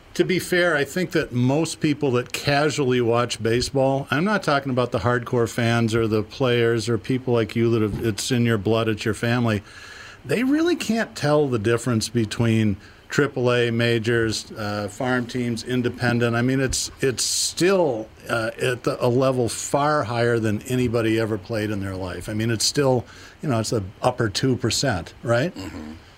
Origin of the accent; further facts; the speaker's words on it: Boston, Massachusetts, United States; also born or lived in Twin Cities, Minnesota; now in Minneapolis–Saint Paul, United States; I grew up in Boston. I've lived in the Twin Cities for most of my life